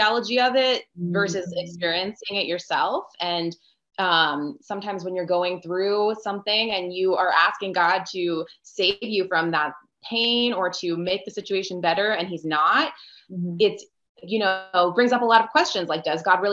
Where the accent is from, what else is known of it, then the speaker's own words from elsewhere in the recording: Northern Virginia, United States; I'm from the Northern Virginia area, just outside of DC. Born and raised in Virginia, but I'm actually half Honduran and half Italian